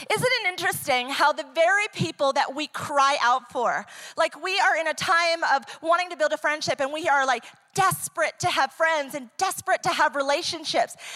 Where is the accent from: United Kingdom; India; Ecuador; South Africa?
Ecuador; English is a second language; also born or lived in New York, United States; I am originally from New York. I was raised, you know, I'm an Italian Jewish Christian who grew up in Ecuador. If I want to get my point across, I can use two languages.